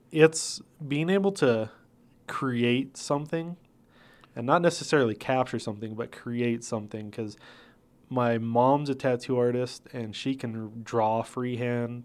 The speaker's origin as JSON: {"language": "English", "town": "Placitas", "region": "New Mexico", "country": "United States", "tie": "born or raised there", "also_born_or_lived": "Albuquerque, New Mexico / northern Minnesota", "said": "I grew up in Placitas, New Mexico"}